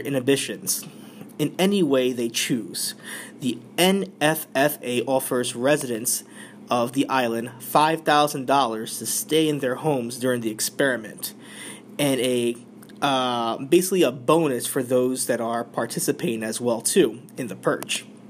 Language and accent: English; New York, United States; we're in my home state. This is New York City